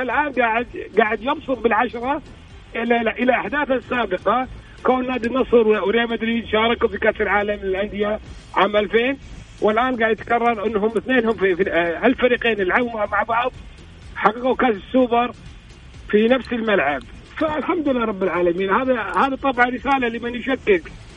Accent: Kuwait; انا ككويتي يعني كمواطن كويتي قبل ما اكون اعلامي

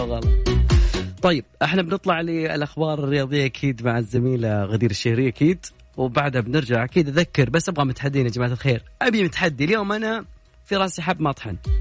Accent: Saudi Arabia; عندنا في المملكة العربية السعودية

